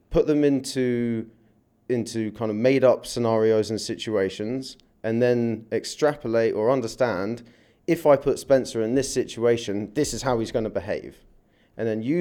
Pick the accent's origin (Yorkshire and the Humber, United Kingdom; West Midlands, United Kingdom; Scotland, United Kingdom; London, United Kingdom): London, United Kingdom; moved away as an adult; I came from London nearly eight years ago.